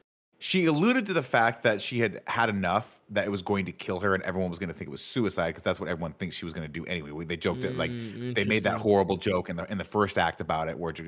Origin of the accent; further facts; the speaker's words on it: South London, London, United Kingdom; I'm from South London.